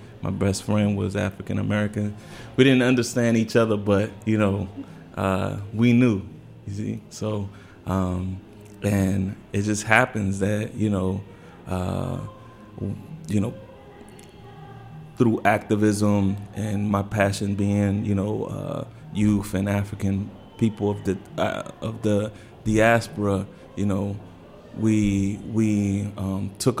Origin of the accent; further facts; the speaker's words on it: Santo Domingo, Distrito Nacional, Dominican Republic; now in Washington, United States; We're from, my people are from San Pedro Macorís, but I was raised and born in Santo Domingo